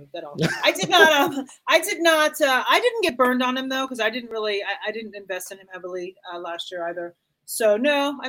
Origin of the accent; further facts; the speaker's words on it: Denver, Colorado, United States; We're going to move on to my hometown, Denver Broncos.